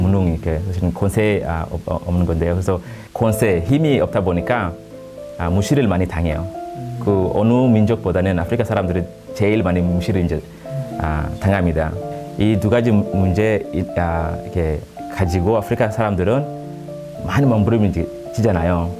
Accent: Kenya; Korean is a second language; moved away; 우리 아, 케냐 사람들은

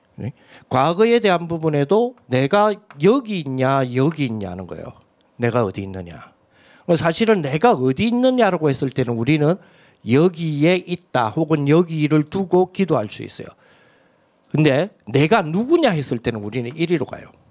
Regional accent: South Korea; 저는 신성동 산의 182번지 출신이에요

